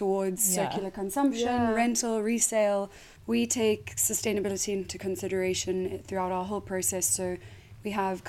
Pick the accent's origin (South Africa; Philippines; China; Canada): South Africa; moved away as an adult; now in United Kingdom; I am South African and I moved here 8 years ago